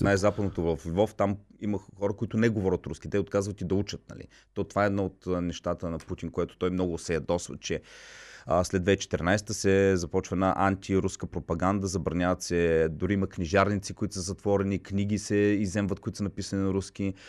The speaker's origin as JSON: {"language": "Bulgarian", "country": "Bulgaria", "said": "аз като българин"}